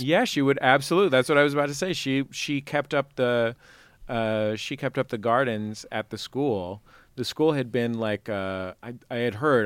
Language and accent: English; San Francisco, California, United States; I grew up in in the Mission sort